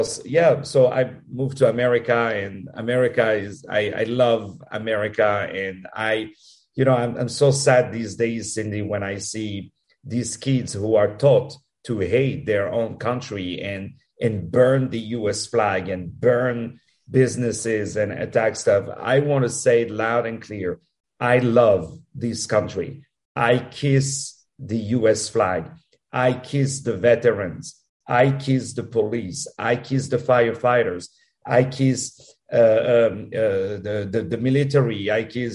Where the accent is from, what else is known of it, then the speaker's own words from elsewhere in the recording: Paris, Île-de-France, France; I was born in Paris, as you can hear with my accent